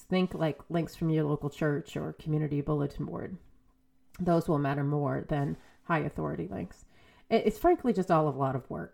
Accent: New England, United States; I'm from New England

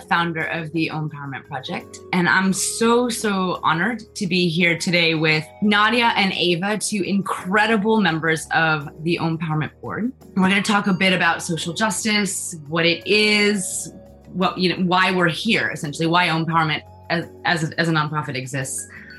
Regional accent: China; I also grew up in the global South. I grew up in China. And so my whole life, I've been really, really aware of inequality in the world.

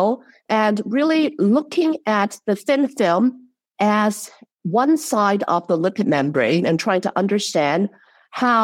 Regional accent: Hong Kong; moved away as an adult; now in Chicago, United States; I grew up in Hong Kong, and it's under the British systems

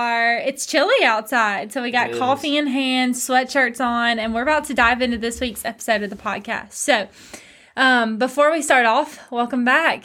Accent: Stirling, Scotland, United Kingdom; I'm from Stirling, and Stirling to Edinburgh is about 45 minutes.

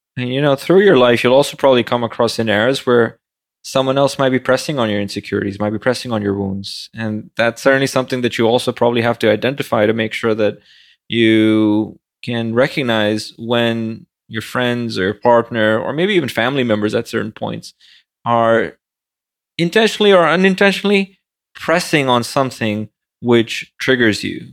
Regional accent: Pakistan; moved away as an adult; now in New York City, United States; barely passed high school growing up in Pakistan

